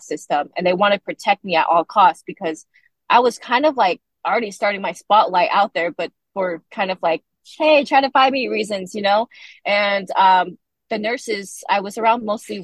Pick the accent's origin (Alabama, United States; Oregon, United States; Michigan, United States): Oregon, United States; Portland; moved away as an adult; now in California, United States; I was raised in Portland, Oregon with an incredible family